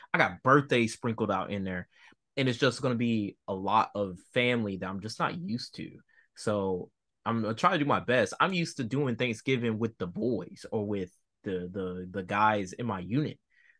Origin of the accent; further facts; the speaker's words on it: Virginia, United States; also born or lived in North Carolina; Remember, I'm from Virginia and North Carolina